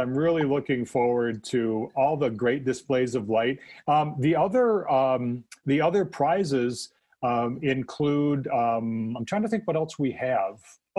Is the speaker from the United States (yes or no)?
yes; Michigan, United States; I'm from Michigan.